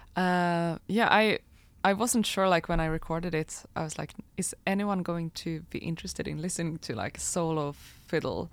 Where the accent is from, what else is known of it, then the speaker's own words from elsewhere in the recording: Falun, Dalarna County, Sweden; I grew up in Falun in Dalarna, uh, kind of in the middle of Sweden.